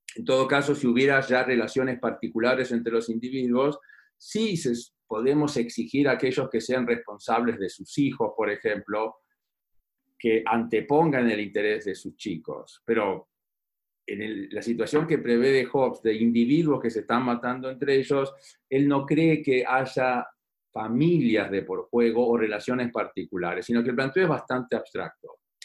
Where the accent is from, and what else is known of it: Argentina